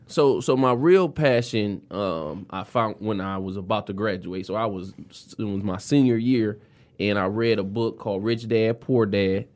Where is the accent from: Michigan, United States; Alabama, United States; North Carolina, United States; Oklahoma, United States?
Michigan, United States; Detroit; I am from the West Side. I grew up off of uh, Seventh South Field and Plymouth Road